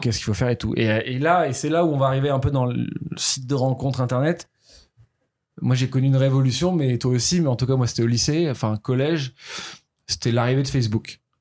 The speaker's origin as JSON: {"language": "French", "town": "Toulouse", "region": "Occitania", "country": "France", "tie": "born or raised there", "also_born_or_lived": "Paris", "moved": "yes", "said": "j'étais à Paris, je suis né à Toulouse, mon adolescence est passée à Toulouse"}